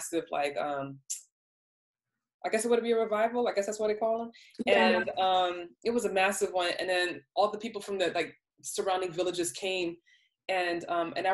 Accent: New York, United States; moved away as an adult; also born or lived in the Southern United States; I'm from New York, you know, I was born and raised in New York and stuff like that. But I grew up as an adult in the South

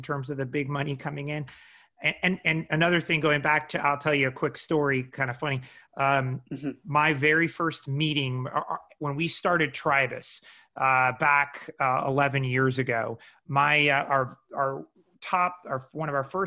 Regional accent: Midwest, United States; moved away as an adult; now in Los Angeles, United States; I'm from the Midwest

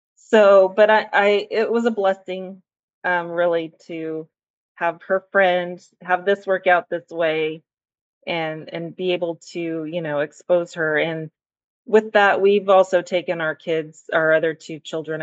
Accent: Central Valley, California, United States; now in Central Coast, United States; I grew up in the Central Valley

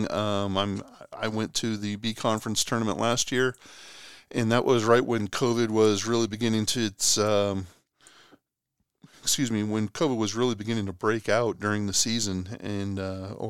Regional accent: Boston, Massachusetts, United States; moved away as an adult; now in Oklahoma, United States; I'm originally from Boston, lived here in Oklahoma for geez now forty one years.

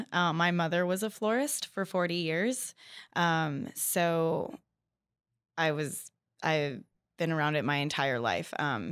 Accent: Bakersfield, California, United States; I'm 33, almost 34. I was born and raised here in Bakersfield.

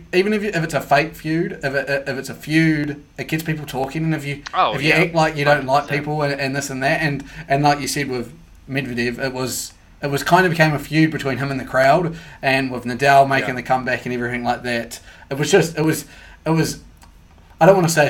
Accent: Australia; as an Australian.

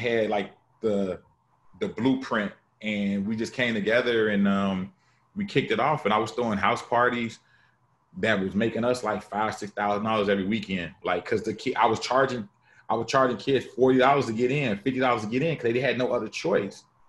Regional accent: Chicago, Illinois, United States; I'm from Chicago

